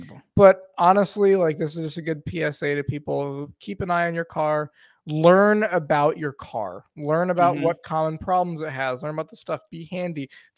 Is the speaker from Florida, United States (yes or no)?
no; Rochester, New York, United States; Rochester, New York. He's from my hometown.